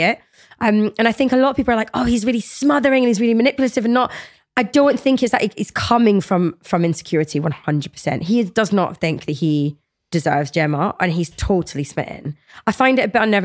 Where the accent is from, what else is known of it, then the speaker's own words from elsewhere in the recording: United Kingdom; we as British people